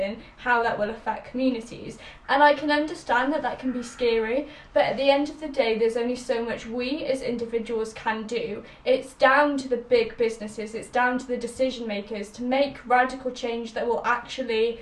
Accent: Wales, United Kingdom; we are two teens from Wales

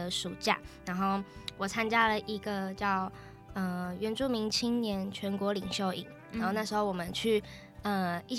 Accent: Yuli, Hualien County, Taiwan; 对不起，对不起。大家好，我是来自花莲玉里镇高寮部落的阿美族，

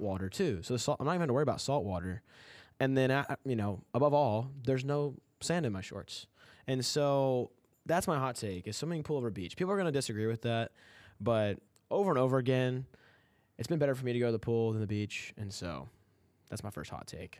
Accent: Kentucky, United States; I'm from Kentucky.

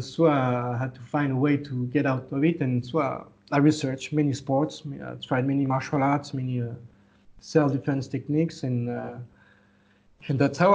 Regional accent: France; moved away as an adult; now in Laos; I was born in France, but my parents are Lao. So I spent all my childhood, teenage, and young adulthood in France

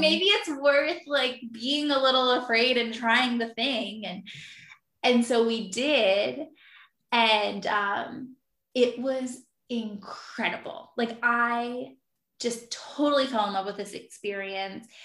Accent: Philadelphia, Pennsylvania, United States; now in Virginia, United States; I'm originally from Philadelphia. I live in Virginia now

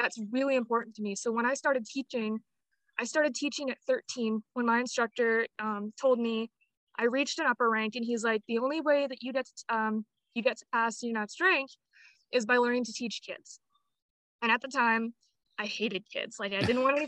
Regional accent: Apache Junction, Arizona, United States; I was born and raised in Apache Junction, Arizona

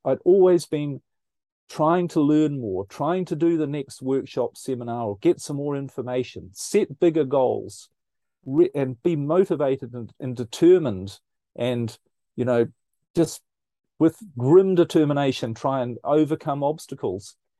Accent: New Zealand; now in Europe; I'm originally, as you might pick up from my accent, I'm originally from New Zealand, um, but currently I live in Europe

